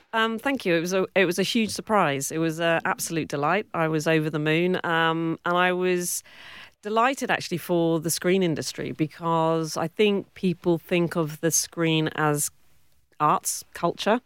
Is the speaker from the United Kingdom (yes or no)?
yes; Cornwall, South West England, United Kingdom; accent: British; moved away as an adult; also born or lived in Warwick, England; now in Western Australia, Australia; I grew up in Cornwall, yep. uh, the southwest of uh, England